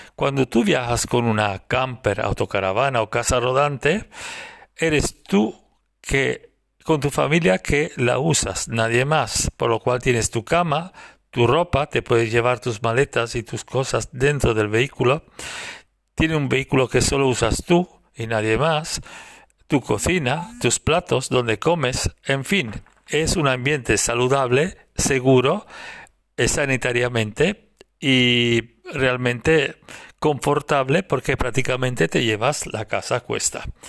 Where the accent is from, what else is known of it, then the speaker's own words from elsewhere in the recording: Italy; now in Girona, Spain; soy italiano, vivo en España, en Girona, cerca de Barcelona